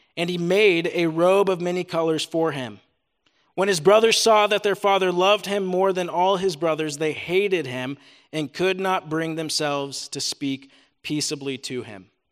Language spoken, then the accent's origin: English; Des Moines, Iowa, United States; also born or lived in Ames, Iowa; now in Cedar Falls, United States; Both my wife, Natalie, and I grew up in Des Moines, Iowa.